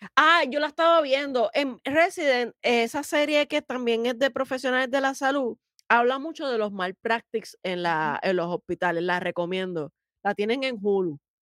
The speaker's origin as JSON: {"language": "Spanish", "country": "Puerto Rico", "said": "nosotros en Puerto Rico"}